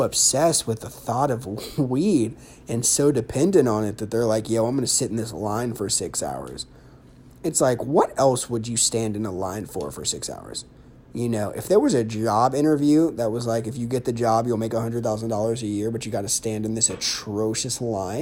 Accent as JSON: {"language": "English", "region": "Ohio", "country": "United States", "said": "I'm from Ohio. O-H-I-O. Buckeye for life."}